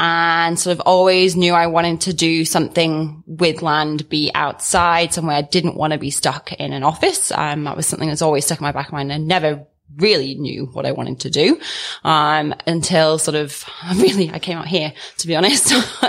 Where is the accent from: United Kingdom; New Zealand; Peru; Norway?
United Kingdom; the Midlands, England; moved away as an adult; also born or lived in Africa; now in Mount Riddick Station, Australia; I grew up in the Midlands in England, so sort of the north-east side of England. And then sort of didn't grow up on a farm, but was very much involved in the countryside